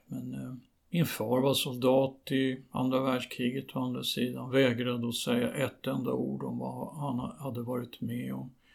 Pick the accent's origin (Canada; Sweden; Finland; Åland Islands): Sweden; jag är visserligen född i Sverige